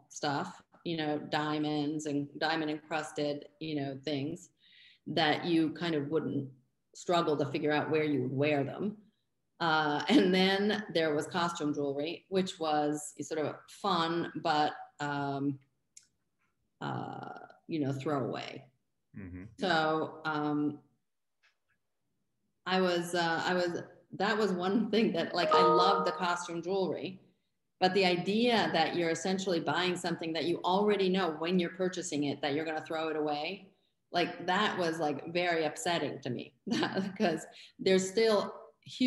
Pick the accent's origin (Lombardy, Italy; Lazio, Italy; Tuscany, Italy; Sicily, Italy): Tuscany, Italy; Florence; moved away as an adult; also born or lived in Los Angeles, California; now in New York City, United States; I was from Florence